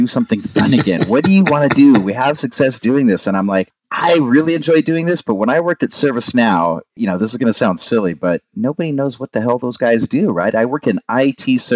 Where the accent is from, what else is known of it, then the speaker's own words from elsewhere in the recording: Southern California, United States; growing up in Southern California with a bunch of surfers